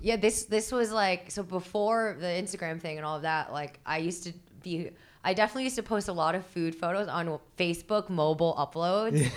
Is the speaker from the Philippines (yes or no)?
yes; Philippines; I'm Filipino